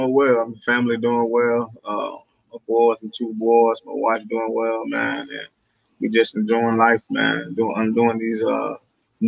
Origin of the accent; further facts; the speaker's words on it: Fort Lauderdale, Florida, United States; also born or lived in Dubuque, Iowa; I'm born and raised in Fort Lauderdale, Florida